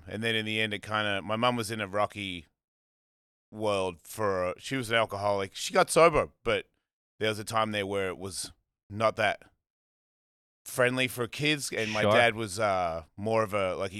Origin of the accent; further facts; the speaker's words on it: Melbourne, Victoria, Australia; Melbourne, Australia.